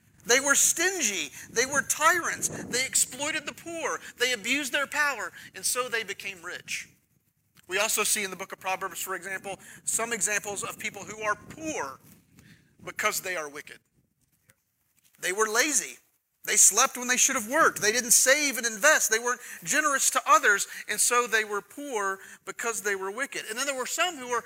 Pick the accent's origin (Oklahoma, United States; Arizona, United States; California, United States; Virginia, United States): Oklahoma, United States; now in Texas, United States; I'm from Oklahoma